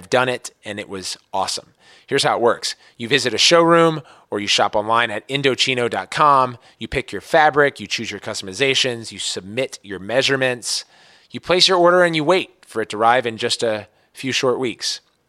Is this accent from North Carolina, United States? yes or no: no; Maryland, United States; now in San Francisco, United States; So born and raised in Montgomery County, Maryland. Now we're on the left coast in San Francisco at the St. Regis Hotel.